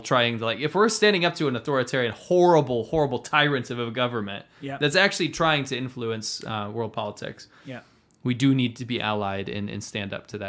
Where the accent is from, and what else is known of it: Binghamton, New York, United States; born or raised there